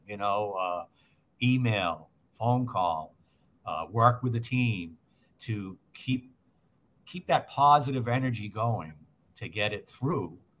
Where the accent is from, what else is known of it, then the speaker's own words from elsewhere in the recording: Massachusetts, United States; I'm born and raised in Massachusetts